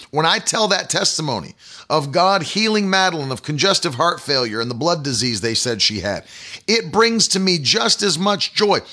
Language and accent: English; West Virginia, United States; In the public school that I attended, the high school in West Virginia